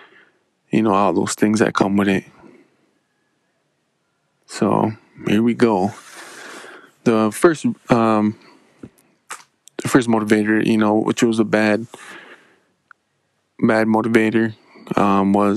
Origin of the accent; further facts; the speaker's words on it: Menominee Indian Reservation, Wisconsin, United States; I'm from the Menominee Indian Reservation, born and raised